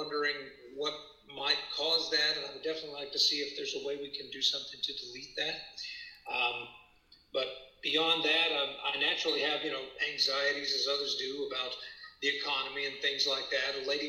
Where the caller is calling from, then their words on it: Austin, Texas, United States; Hi, I'm in Austin, Texas.